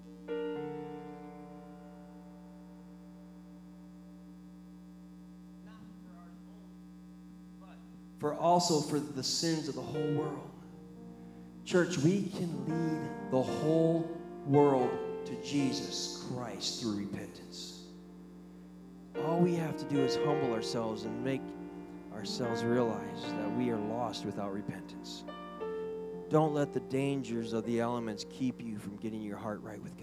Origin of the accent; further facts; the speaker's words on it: Iowa, United States; moved away; I grew up in Iowa, where they actually have four seasons.